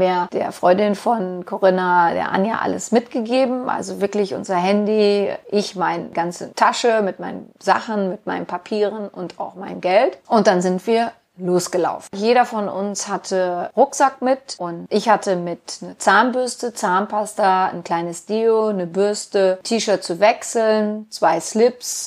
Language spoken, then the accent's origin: German; Germany; wir sind Deutsche